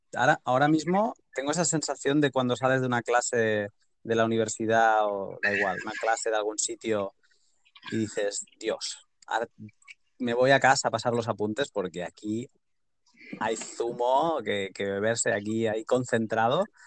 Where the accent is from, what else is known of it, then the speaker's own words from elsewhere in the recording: Catalonia, Spain; yo soy catalán